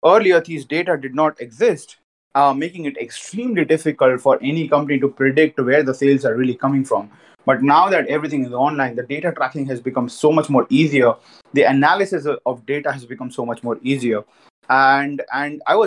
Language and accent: English; Jhunjhunu, Rajasthan, India; I'm from Rajasthan. I'm from Junjunu